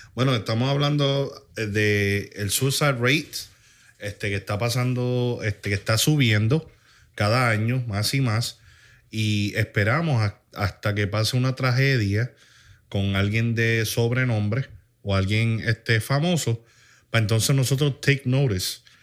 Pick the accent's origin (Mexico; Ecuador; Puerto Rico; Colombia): Puerto Rico; tú y yo pues, somos puertorriqueños